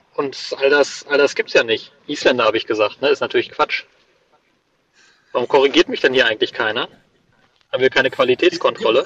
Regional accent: Cologne, North Rhine-Westphalia, Germany; Ich wurde auf Englisch nach meiner Geburtsstadt gefragt und habe eingetragen Cologne.

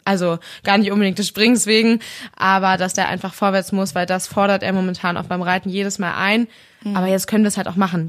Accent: Schleswig-Holstein, Germany; hier bei uns in Schleswig-Holstein

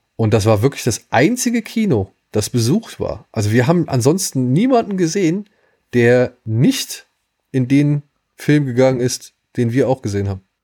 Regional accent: Wiesbaden, Hesse, Germany; moved away; in meiner alten Heimatstadt Wiesbaden

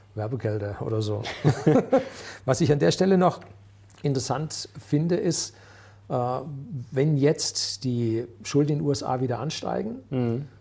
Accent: Germany; bei uns in Deutschland

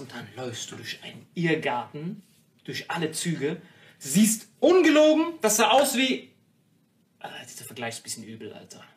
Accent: Morocco; moved away; ich bin in Marokko aufgewachsen

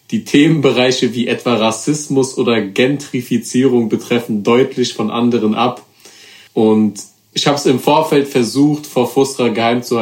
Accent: Frankfurt, Hesse, Germany; Hand runter, wir sind Frankfurter.

